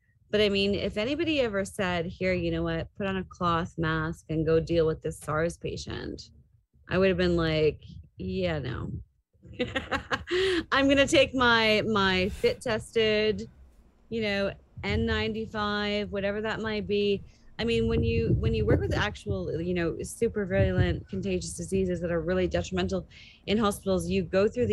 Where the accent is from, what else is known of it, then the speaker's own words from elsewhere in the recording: Toronto, Ontario, Canada; I grew up in the Greater Toronto area.